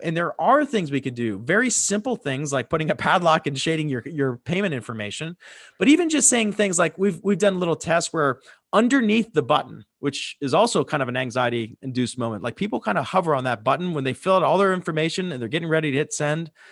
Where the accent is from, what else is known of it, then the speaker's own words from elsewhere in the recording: Pittsburgh, Pennsylvania, United States; moved away as an adult; also born or lived in Fort Lauderdale, Florida; now in Dallas, United States; I moved from Pittsburgh, Pennsylvania, where I grew up, to Fort Lauderdale, Florida.